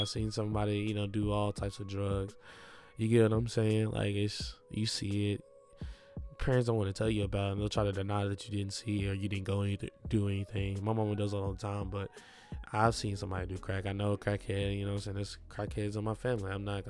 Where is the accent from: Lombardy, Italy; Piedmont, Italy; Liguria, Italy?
Lombardy, Italy; Milan; especially growing up in Milan.